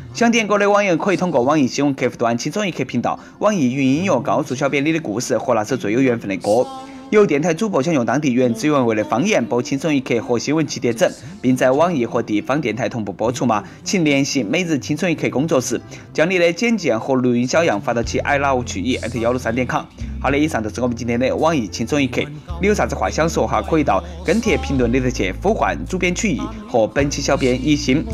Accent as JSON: {"language": "Chinese", "country": "China", "accent": "Nanchong dialect", "said": "我们大陆人"}